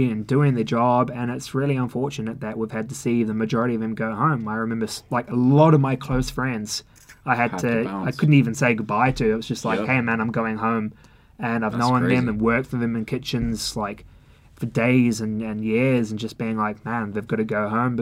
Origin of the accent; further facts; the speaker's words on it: New Zealand; also born or lived in London; now in Melbourne, Australia; I'm from New Zealand